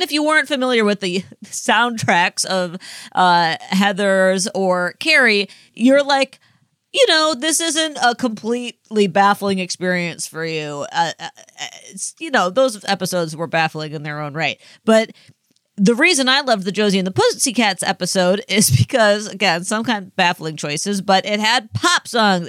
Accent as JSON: {"language": "English", "country": "United States", "tie": "born or raised there", "said": "I grew up on the Mississippi"}